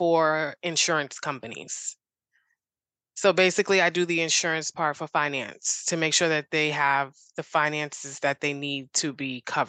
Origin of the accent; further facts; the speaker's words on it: Boston, Massachusetts, United States; In Boston.